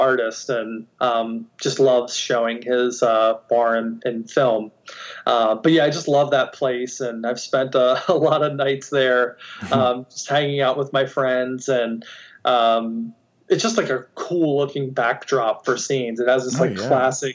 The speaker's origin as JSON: {"language": "English", "town": "Baltimore", "region": "Maryland", "country": "United States", "said": "I'm from Baltimore, which is in Maryland on the East Coast"}